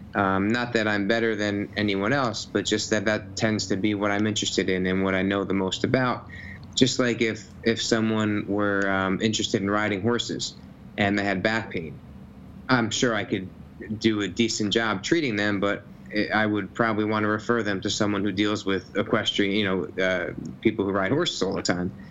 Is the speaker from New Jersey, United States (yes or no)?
yes; Nutley, New Jersey, United States; i grew up in new jersey grew up in the town i live in nutley